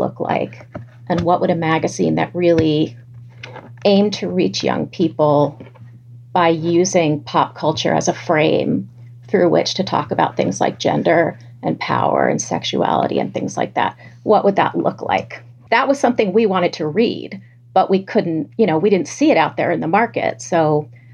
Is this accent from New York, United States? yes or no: yes; New York City, New York, United States; growing up in New York City